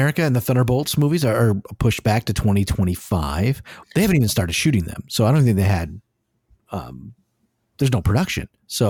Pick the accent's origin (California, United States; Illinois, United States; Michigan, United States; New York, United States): Michigan, United States; Detroit; Nobody from Detroit says Detroit. We're from Detroit.